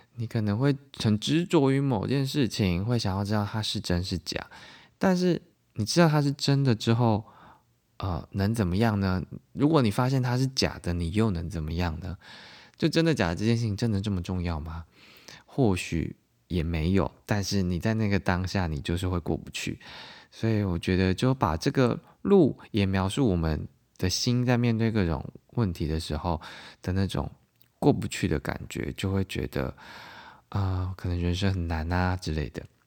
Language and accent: Chinese; southern Taiwan, Taiwan; 我因为小时候是在南部长大嘛